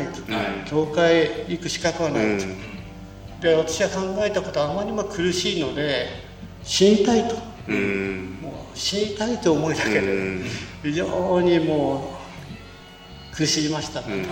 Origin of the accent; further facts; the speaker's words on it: Chitose, Hokkaido, Japan; also born or lived in Muroran; 室蘭で生まれて千歳で育った